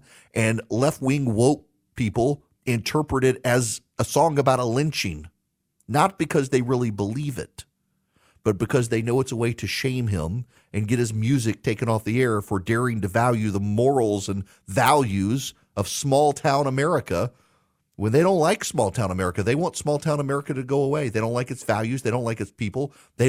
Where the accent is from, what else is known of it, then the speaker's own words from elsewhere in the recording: Jackson, Louisiana, United States; also born or lived in Dubai; I grew up in Jackson, Louisiana, a population of like 1,500 if you counted the mental patients at the local mental hospital.